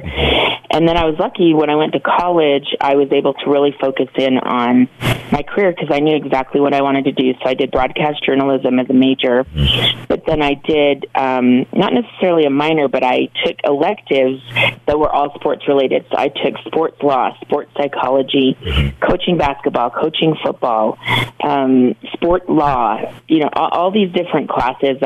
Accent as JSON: {"language": "English", "town": "Bountiful", "region": "Utah", "country": "United States", "tie": "born or raised there", "said": "I grew up in Bountiful, Utah, which is exactly like it sounds"}